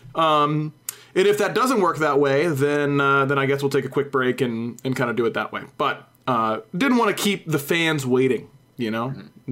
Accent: United States; I'm American.

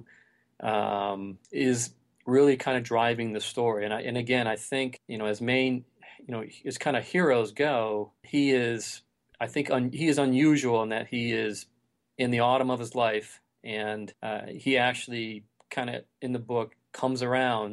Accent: Detroit, Michigan, United States; I grew up in Detroit

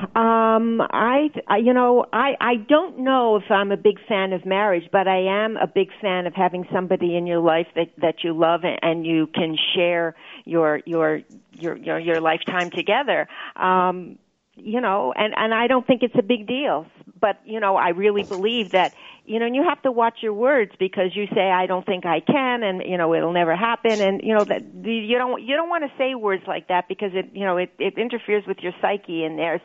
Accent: Toronto, Ontario, Canada; now in New York, United States; I'm a Toronto girl

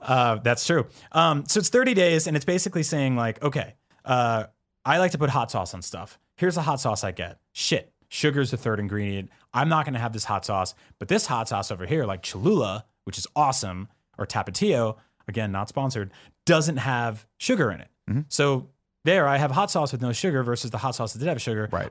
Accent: East Coast, United States; I'm Italian from East Coast

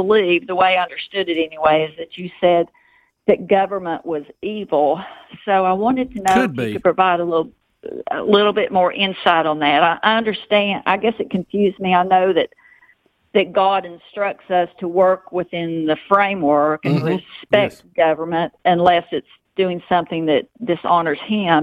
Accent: Tennessee, United States; now in Moncks Corner, United States; originally from the great state of Tennessee

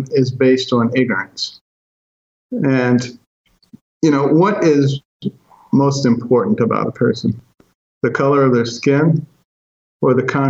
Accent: Detroit, Michigan, United States; also born or lived in Boston; when I was a kid growing up in Detroit and Boston, examples of massive racism I saw every single day.

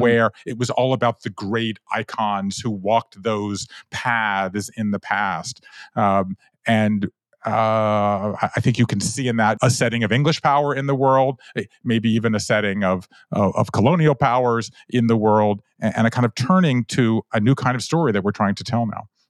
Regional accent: Georgia, United States; moved away as an adult; also born or lived in Japan; I grew up in Georgia

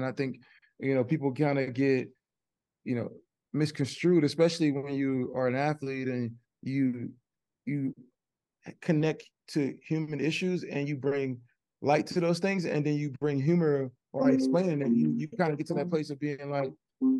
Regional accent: Texas, United States; Man, I grew up in Texas, like, people used to make jokes all the time.

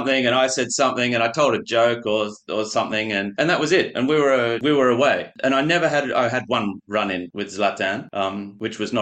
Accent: Australia; moved away; also born or lived in France; being Australian

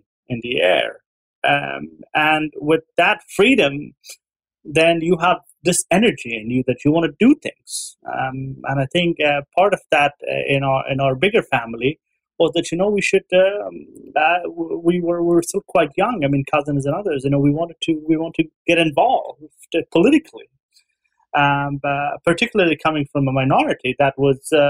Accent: Ghazni, Afghanistan; We were living in Ghazni during the civil war in the 90s, early 90s, and I was very young

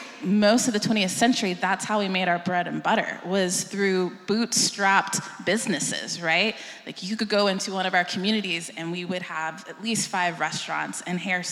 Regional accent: Austin, Texas, United States; I'm from Austin as well

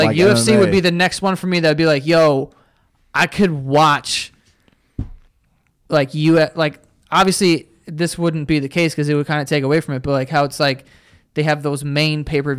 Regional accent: Canada; I am from Canada, and I'm a Ravens and Rockets fan.

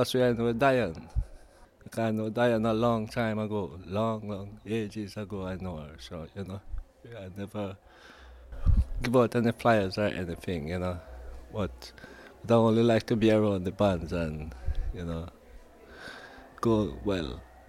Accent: Jamaica; moved away as an adult; now in England; as a little boy growing up, I like to dance, and that's what we grew up in Jamaica.

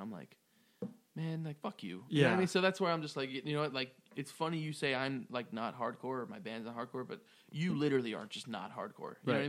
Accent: New York, United States; I'm a New Yorker.

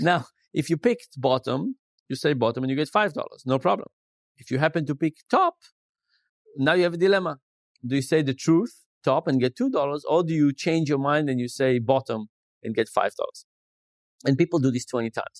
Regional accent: Israel; moved away; I grew up in Israel

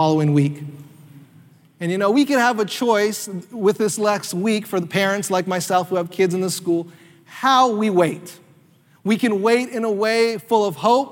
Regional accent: North Carolina, United States; me and my family used to do when we were kids growing up in North Carolina

